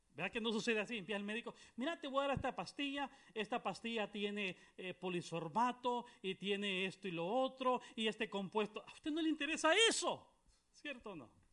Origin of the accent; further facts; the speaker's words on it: Honduras; now in Guatemala; Vengo de, Guatemala, pero soy, eh, soy hondureño, alabado a Cristo Jesús, soy hondureño.